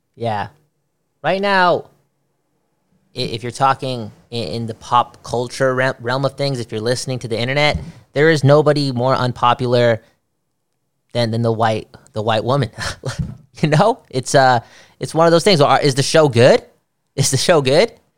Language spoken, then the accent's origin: English; Canada; I am from Canada, after all.